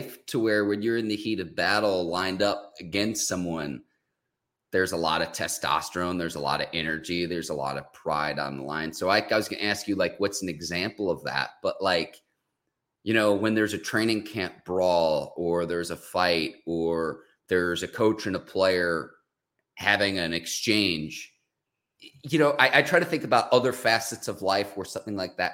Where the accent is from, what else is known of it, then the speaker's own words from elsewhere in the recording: Chicago, Illinois, United States; my hometown